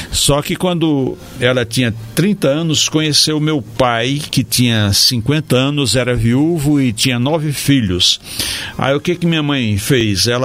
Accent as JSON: {"language": "Portuguese", "town": "Acopiara", "region": "Ceará", "country": "Brazil", "said": "quando eu vou lá para o meu Trussu. Você é de Paiaiá, eu sou do Trussu, que é um distritozinho de Acopiara que deve ter mais ou menos esse número de moradores."}